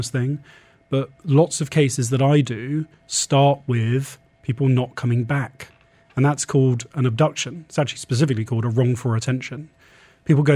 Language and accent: English; England, United Kingdom; now in UAE; we're English